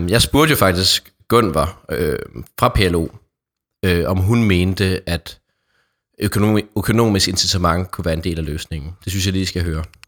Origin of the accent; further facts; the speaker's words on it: Odder, Central Denmark Region, Denmark; min egen hjemby. Godt, hvad du kalder mig en storbydreng, men jeg kommer faktisk fra Odder, som er en lille by, øh, nå, 20 km fra Aarhus